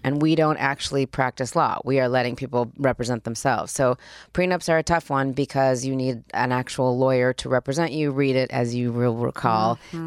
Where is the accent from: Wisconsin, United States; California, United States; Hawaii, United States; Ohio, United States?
California, United States; Los Angeles; also born or lived in Spain / Australia / Switzerland; I grew up here. I went to Beverly Hills High School. I grew up right here